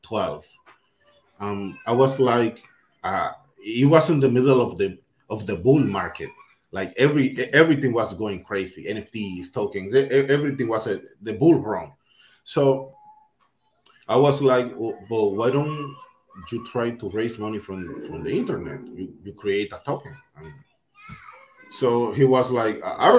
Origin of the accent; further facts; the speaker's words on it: Dominican Republic; I'm from the Dominican Republic